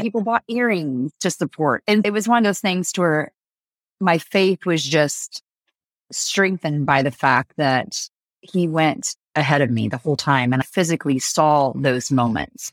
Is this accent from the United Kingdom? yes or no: no; France; moved away; I grew up in France